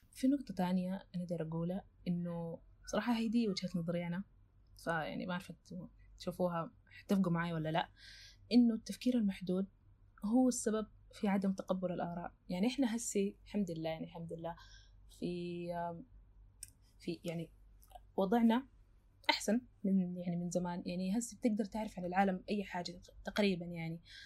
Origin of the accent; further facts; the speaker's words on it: Sudan; بما اني سودانيه